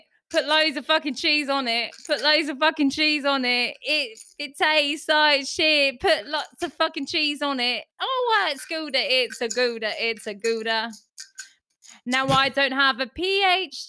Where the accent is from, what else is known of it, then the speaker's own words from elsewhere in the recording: Ireland; I'm Irish.